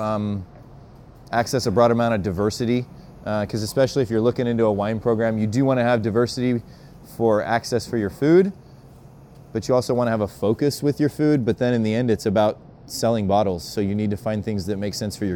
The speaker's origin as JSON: {"language": "English", "region": "Utah", "country": "United States", "said": "I'm also from Utah, so effing is a normal part of my verbiage"}